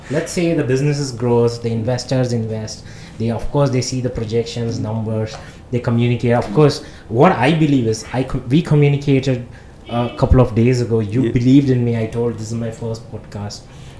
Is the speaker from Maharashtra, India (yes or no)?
no; Madurai, Tamil Nadu, India; moved away; I am from Madurai